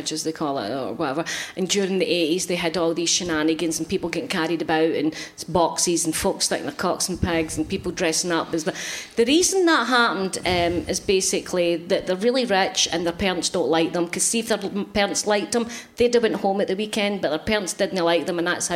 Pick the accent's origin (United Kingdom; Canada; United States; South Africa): United Kingdom; Glasgow, Scotland; I'm Glaswegian